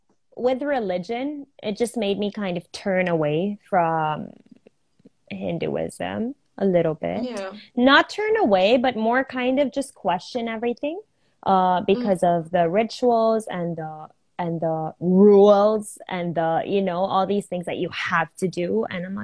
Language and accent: English; United States; because I am Indian, right? But I grew up here my whole life. I've been to India maybe 4 times.